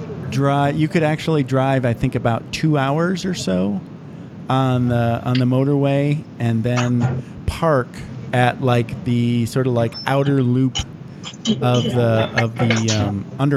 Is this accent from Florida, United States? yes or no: no; Michigan, United States; baked beans are like a big thing where I grew up in Michigan.